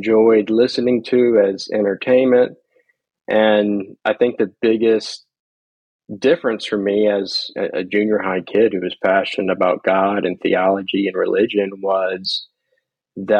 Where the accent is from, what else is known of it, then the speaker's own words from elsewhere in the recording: Slidell, Louisiana, United States; I'm originally from Slidell, Louisiana, which is a town about